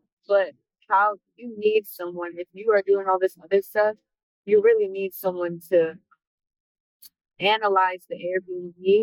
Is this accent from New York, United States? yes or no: yes; upstate New York, United States; moved away as an adult; also born or lived in East Tennessee / Charlotte, North Carolina; now in Houston, United States; I'm from New York. I'm from upstate New York